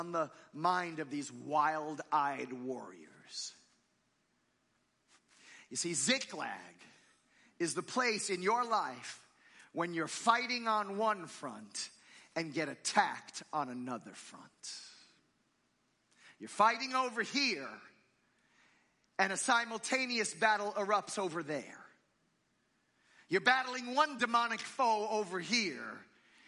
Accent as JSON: {"language": "English", "region": "New Jersey", "country": "United States", "tie": "born or raised there", "moved": "yes", "said": "I grew up in New Jersey"}